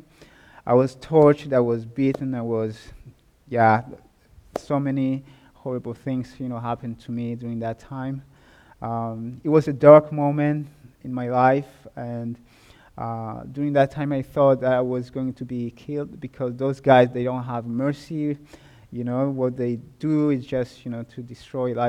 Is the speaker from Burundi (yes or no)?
yes; Burundi; moved away; I was born and raised in Burundi, a small country which is found in the east of Africa.